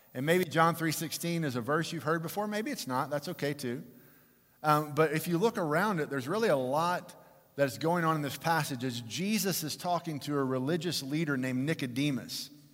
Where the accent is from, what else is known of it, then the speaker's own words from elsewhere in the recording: Fort Worth, Texas, United States; I was born and raised in Fort Worth